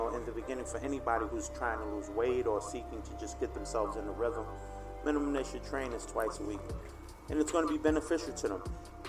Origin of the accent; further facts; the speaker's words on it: New York City, New York, United States; In the Bronx.